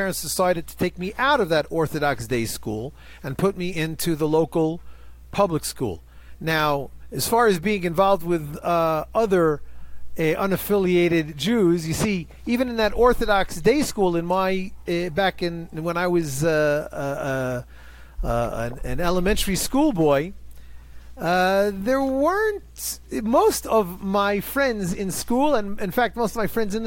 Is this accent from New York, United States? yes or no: yes; New York City, New York, United States; moved away as an adult; also born or lived in Hebron area, West Bank; now in Ma'ale Hever, West Bank; I was born in Queens, New York